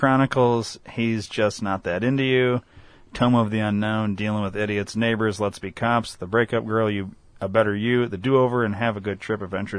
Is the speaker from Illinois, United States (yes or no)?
yes; Rockford, Illinois, United States; we're from Rockford.